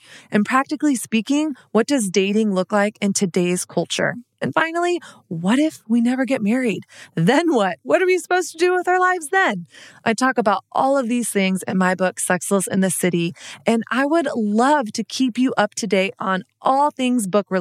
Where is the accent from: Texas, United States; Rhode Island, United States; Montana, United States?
Texas, United States; also born or lived in Dallas / Brooklyn; now in New York, United States; I grew up in Texas, which was like very much so Christian culture